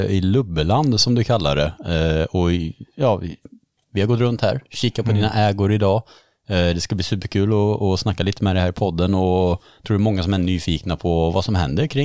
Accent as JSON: {"language": "Swedish", "town": "Örkelljunga", "region": "Skåne", "country": "Sweden", "tie": "born or raised there", "also_born_or_lived": "Slovakia", "moved": "as an adult", "lives_now": "Hultsfred, Sweden", "said": "Jag kommer från Örkelljunga i Skåne."}